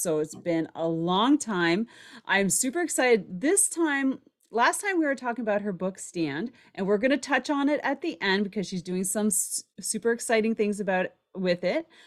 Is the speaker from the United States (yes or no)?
no; Canada; I'm from Canada